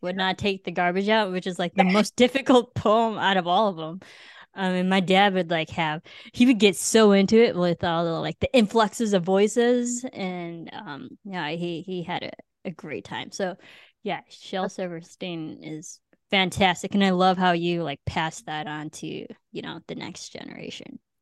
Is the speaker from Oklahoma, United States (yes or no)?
no; Illinois, United States; growing up in Illinois in the Midwest